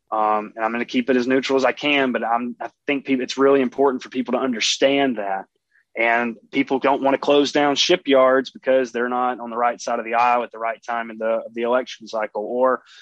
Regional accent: East Coast, United States; moved away; I'm from the East Coast.

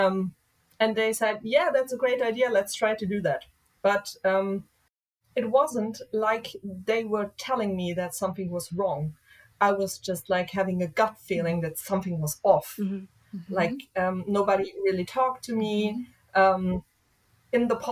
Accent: Hesse, Germany; somewhere here in my home state, which is Hessen

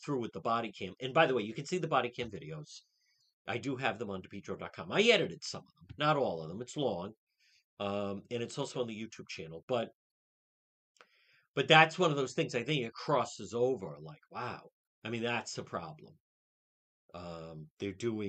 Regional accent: Cranston, Rhode Island, United States; I grew up there. I grew up in Edgewood

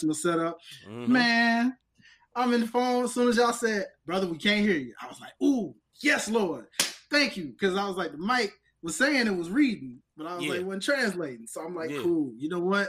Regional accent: Memphis, Tennessee, United States; also born or lived in York, Pennsylvania / Virginia; now in Atlanta, United States; I'm from Memphis originally

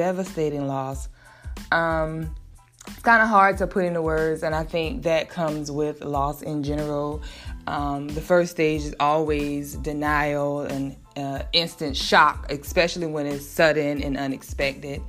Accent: South Carolina, United States; I'm from South Carolina

